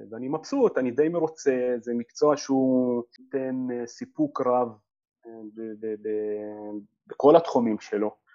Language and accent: Hebrew; Nazareth, Northern District, Israel; moved away as an adult; also born or lived in Jerusalem / Haifa; חזרתי אה, אה, לנצרת, איפה שנולדתי